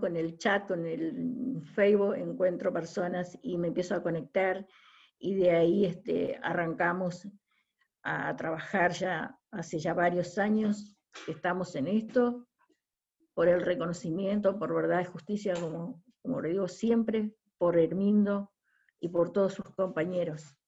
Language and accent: Spanish; Mechita, Buenos Aires Province, Argentina; acá en mi pueblo, acá en Mechita